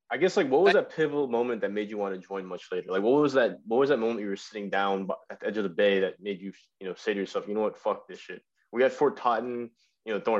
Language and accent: English; New York City, New York, United States; moved away; I'm from Queens, New York. What part of Queens? Uh, Bayside.